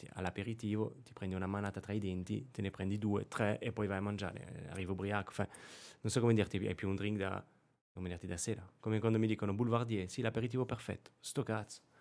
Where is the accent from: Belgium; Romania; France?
France; Périgord, Nouvelle-Aquitaine; born or raised there; Italian is a second language; moved away as an adult; also born or lived in Rome, Italy / Monte Carlo / Caribbean; now in Milan, Italy